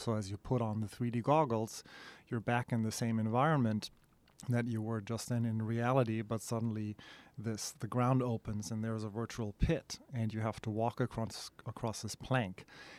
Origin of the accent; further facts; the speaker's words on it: Germany; moved away as an adult; now in United States; So I came over from Germany with our third co-founder, Matthias, in 2002.